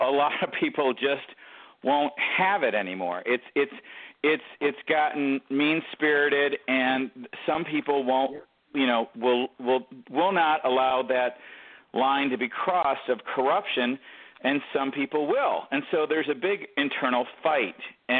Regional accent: Detroit, Michigan, United States; born there; I mean, I was born in Detroit.

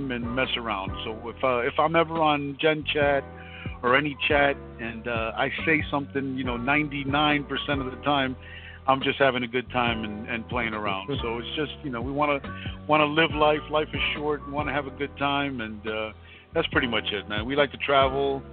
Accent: Miami, Florida, United States; I'm born and bred in Miami, Florida, all my life

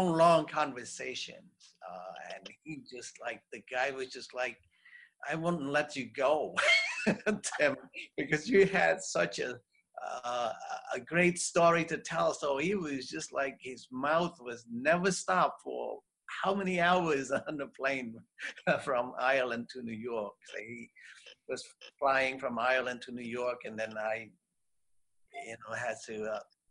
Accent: Cambodia; moved away; I'm from Cambodia

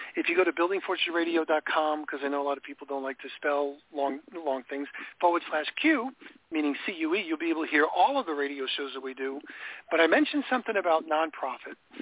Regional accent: New York, United States; moved away; I grew up in New York

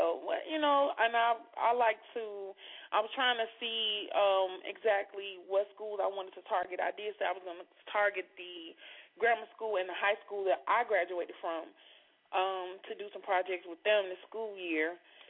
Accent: Chicago, Illinois, United States; moved away as an adult; now in Indiana, United States; I'm in Indiana. I just moved to Indiana, but I'm from Chicago, and I'm back and forth.

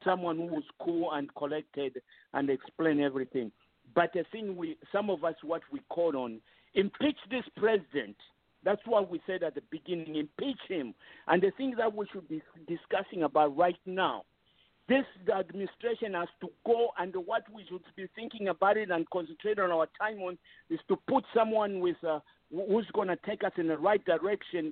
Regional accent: Zambia; now in Pennsylvania, United States; a Zambian from somewhere else

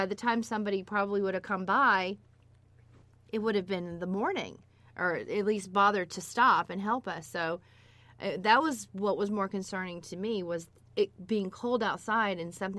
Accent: South Florida, United States; someone who lives in South Florida and who grew up driving in South Florida

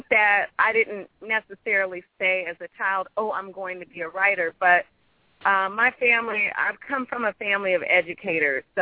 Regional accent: Midwest, United States; also born or lived in Brooklyn, New York / Queens, New York; Well, I was born in Brooklyn, and my family and I lived in Queens actually for several years, and the bulk of my childhood and uh, teenage life was spent in the Midwest.

